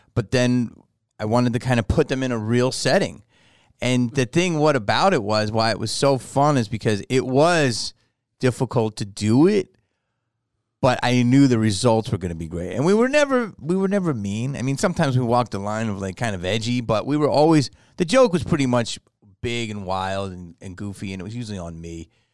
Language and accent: English; Philadelphia, Pennsylvania, United States; moved away; I grew up in Philly